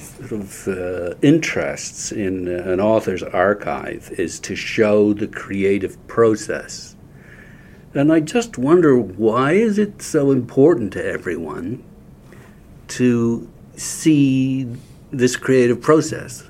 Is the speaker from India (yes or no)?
no; Canada; I'm Canadian